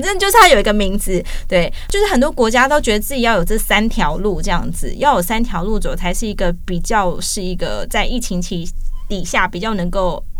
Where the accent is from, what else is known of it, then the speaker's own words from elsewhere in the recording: Taiwan; 我们是台湾人